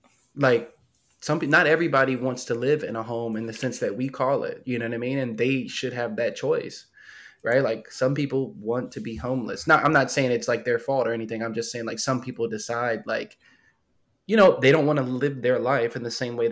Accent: United States; as an American

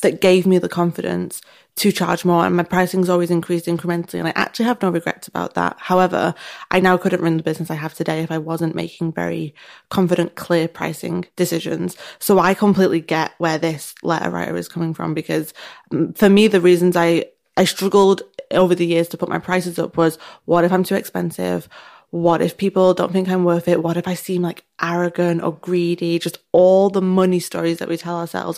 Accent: United Kingdom; we're British

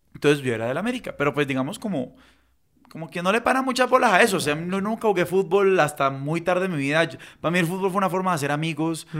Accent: Cali, Valle del Cauca, Colombia; yo siendo caleño

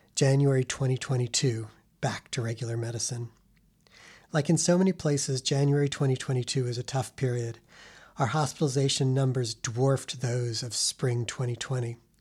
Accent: New York City, New York, United States; now in Chicago, United States; New York City, my hometown

